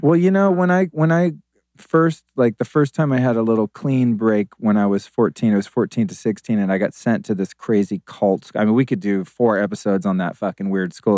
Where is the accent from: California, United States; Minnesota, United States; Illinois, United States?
California, United States; Sonoma County, Northern; also born or lived in Aspen, Colorado; I lived as a kid mostly in Northern California in Sonoma County.